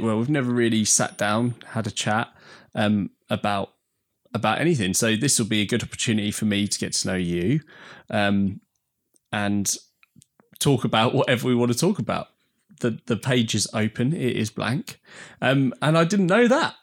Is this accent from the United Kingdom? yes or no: yes; Essex, East of England, United Kingdom; I'm from Essex.